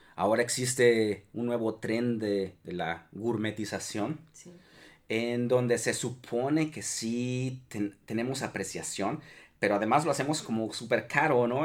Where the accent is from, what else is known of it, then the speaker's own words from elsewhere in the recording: Mexico; nuestra esencia como mexicanos